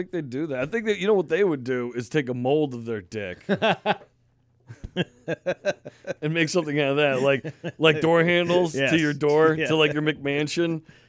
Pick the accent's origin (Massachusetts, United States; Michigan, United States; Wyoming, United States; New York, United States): New York, United States; now in Maine, United States; I never seen it before I moved to Maine. Now, I came right from New York, so there's no balls on trucks in New York.